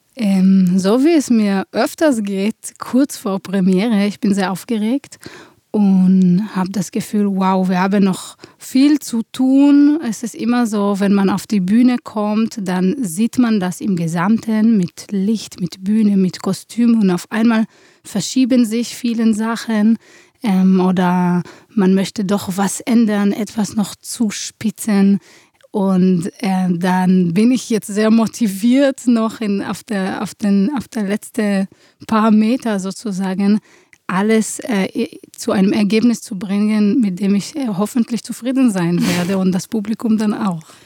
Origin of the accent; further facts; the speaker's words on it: Israel; moved away as an adult; now in Germany; Ich komme aus Israel. Ich bin geboren in einer Kriegssituation und bin so aufgewachsen